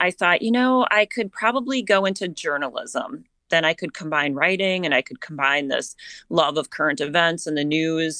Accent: southern Minnesota, United States; I grew up in southern Minnesota, so my hometown is about 30 miles away, so I have always lived here

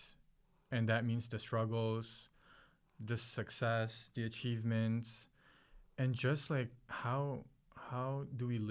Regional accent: Philippines; English is a second language; now in United States; I was born and raised in the Philippines.

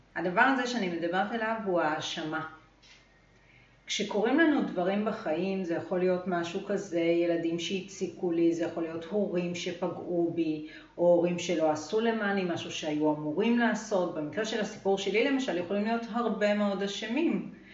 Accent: Israel; גדלתי בקיבוץ

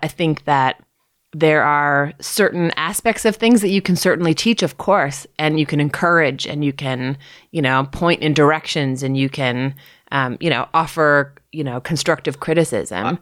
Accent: Toronto, Ontario, Canada; also born or lived in Ottawa / Rothesay, New Brunswick; I grew up in Toronto, north of Toronto, in North York.

